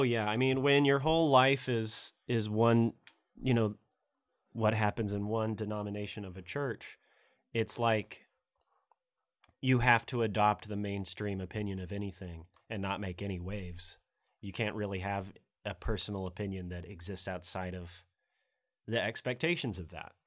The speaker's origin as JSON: {"language": "English", "region": "Middle Tennessee", "country": "United States", "also_born_or_lived": "Oklahoma", "said": "I'm from Middle Tennessee"}